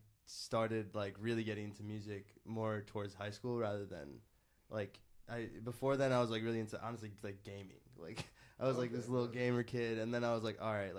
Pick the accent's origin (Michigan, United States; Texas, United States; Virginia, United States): Michigan, United States; Canton; moved away as an adult; also born or lived in Troy, Michigan; now in Austin, United States; So I grew up when I was little in Canton, mm-hmm. and then I was. It's very close to Ann Arbor, so I just say Ann Arbor to everyone who's not from Michigan.